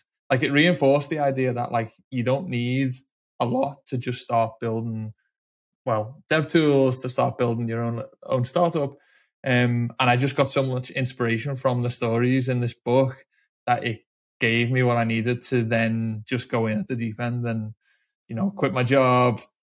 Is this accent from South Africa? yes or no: no; Liverpool, North West England, United Kingdom; I'm originally from Liverpool